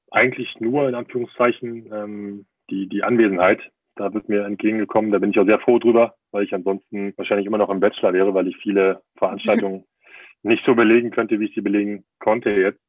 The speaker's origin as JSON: {"language": "German", "region": "Berlin", "country": "Germany", "tie": "born or raised there", "also_born_or_lived": "Trier / Bremen area / Munich", "moved": "as an adult", "lives_now": "Bayreuth, Germany", "said": "bin ja auch gebürtiger Berliner"}